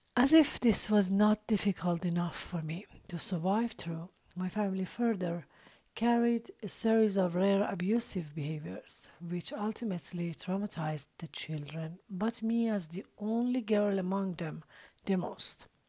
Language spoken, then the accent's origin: English; Iran; I was born and raised in Iran